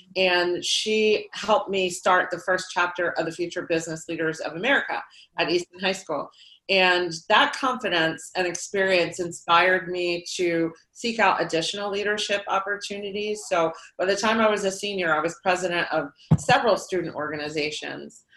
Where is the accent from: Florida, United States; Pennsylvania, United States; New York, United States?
Pennsylvania, United States; Lehigh Valley; I grew up here in the Lehigh Valley, um, and I've lived, stayed in the Lehigh Valley my entire life